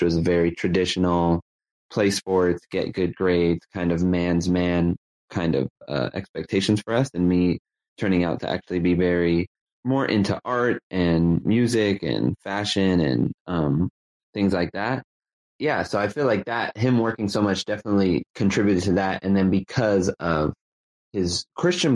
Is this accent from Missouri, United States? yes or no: no; Los Angeles, California, United States; I grew up in Los Angeles, California, in a working class part of Los Angeles called the San Fernando Valley